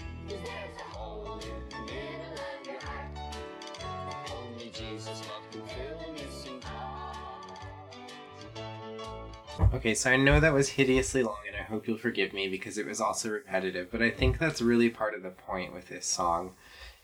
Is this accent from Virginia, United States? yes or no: yes; Lynchburg, Virginia, United States; my life growing up around Liberty University, the Falwell family, and Thomas Road Baptist Church